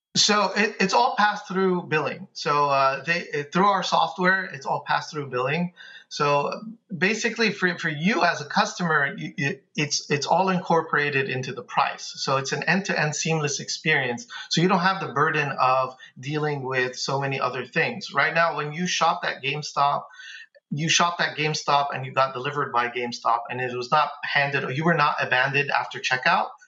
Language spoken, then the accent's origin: English; New York City, New York, United States; now in Dallas, United States; I'm from Bay Ridge.